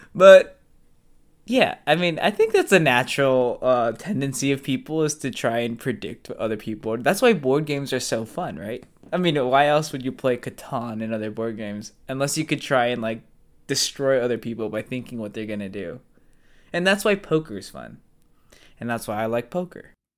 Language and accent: English; United States; I'm, obviously, I'm American